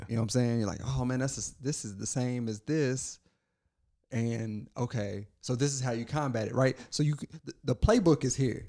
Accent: Kentucky, United States; I was born in Kentucky

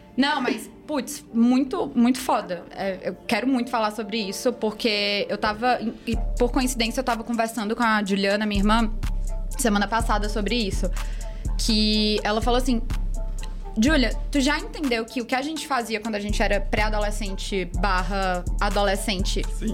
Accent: Fortaleza, Ceará, Brazil; Vim de Fortaleza, Ceará, nascida e criada com muito orgulho.

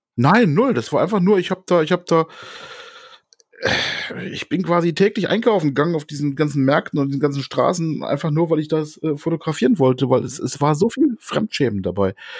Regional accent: Germany; hier bei uns in Deutschland

